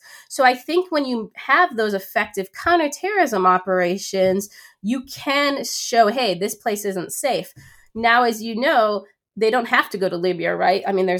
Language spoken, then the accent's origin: English; Canada; And as a Canadian, I mean, I think you'll be surprised